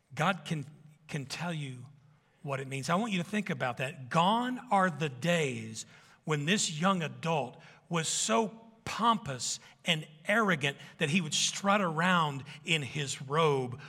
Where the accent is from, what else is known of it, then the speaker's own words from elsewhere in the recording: Arkansas, United States; I'm from Arkansas, a bunch of kids coming out of the woods